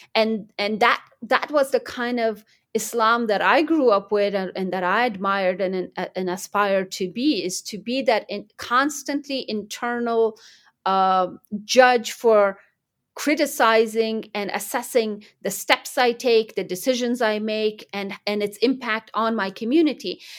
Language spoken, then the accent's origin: English; United States; also born or lived in Kandahar, Afghanistan; my background growing up in America